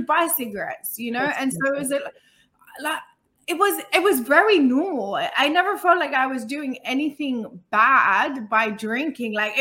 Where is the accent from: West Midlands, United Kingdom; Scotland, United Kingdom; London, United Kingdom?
London, United Kingdom; I grew up in London.